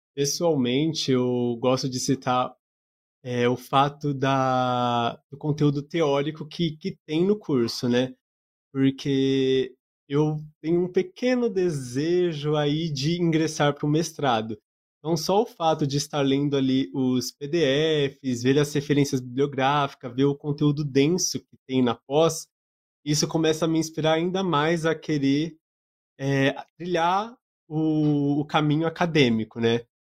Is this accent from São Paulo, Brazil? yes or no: yes; Bauru, São Paulo, Brazil; sou de Bauru